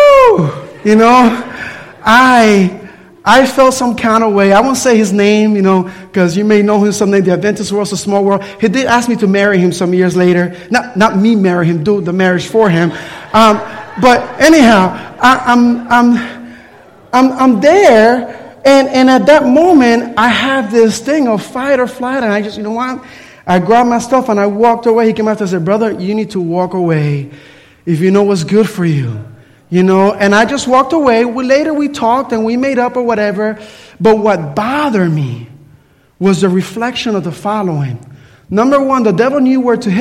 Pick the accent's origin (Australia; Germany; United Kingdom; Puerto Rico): Puerto Rico; I grew up in Puerto Rico